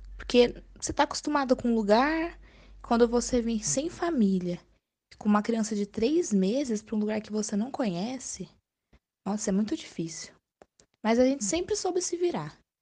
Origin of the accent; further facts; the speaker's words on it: Marília region, São Paulo, Brazil; also born or lived in Caetité, Bahia; No começo a gente veio para Marília, na região de Vera Cruz. Mas primeiro a gente tinha uma fazenda e morava nessa fazenda. Eu passei a infância toda lá.